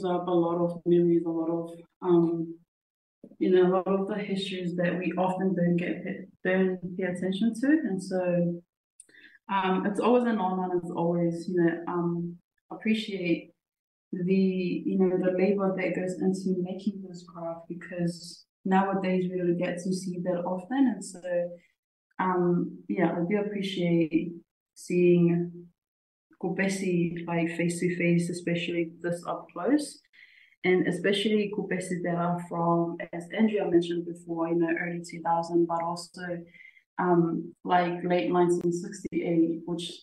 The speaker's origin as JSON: {"language": "English", "country": "Tonga", "tie": "born or raised there", "moved": "yes", "said": "being a little kid growing up in Tonga."}